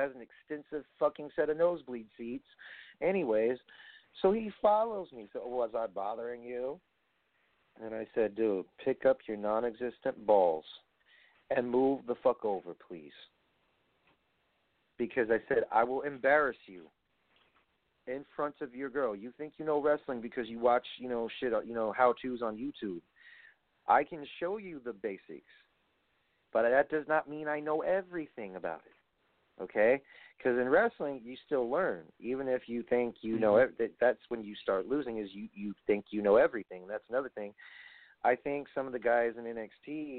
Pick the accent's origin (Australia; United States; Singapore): United States; New York; I'm from New York